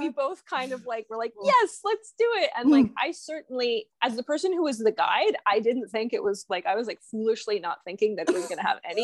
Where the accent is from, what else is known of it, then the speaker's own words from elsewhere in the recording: Canada; I am Canadian